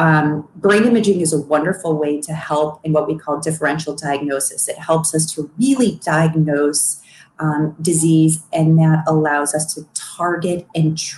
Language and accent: English; Barrington Hills, Illinois, United States; moved away as an adult; also born or lived in Boston; now in California, United States; I grew up in Barrington Hills